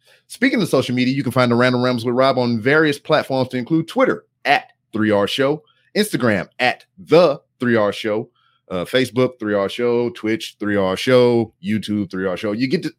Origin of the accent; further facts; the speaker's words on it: Louisiana, United States; now in Texas, United States; because I'm a Southern guy. I'm from Louisiana.